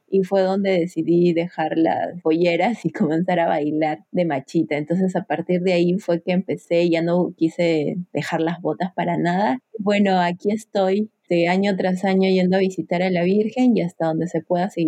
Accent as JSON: {"language": "Spanish", "region": "Puno", "country": "Peru", "said": "yo soy puneña y desde muy chiquita he participado en la Candelaria"}